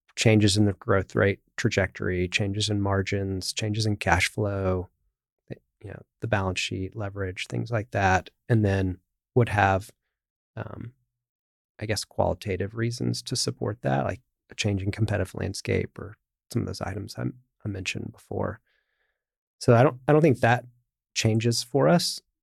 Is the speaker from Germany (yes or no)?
no; United States; as an American